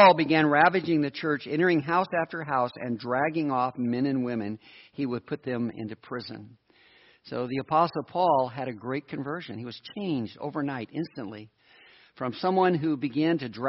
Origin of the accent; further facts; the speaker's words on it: United States; I'm an American.